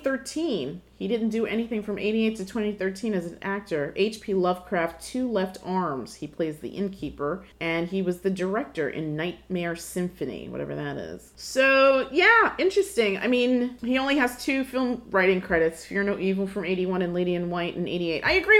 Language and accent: English; New York City, New York, United States; us growing up in larger cities. I mean, you're from Brooklyn, I'm from Brooklyn. We had New York right across the river